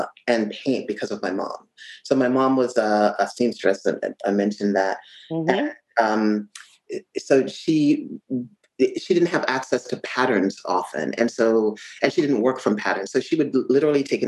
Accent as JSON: {"language": "English", "country": "Jamaica", "tie": "born or raised there", "said": "I grew up in Jamaica"}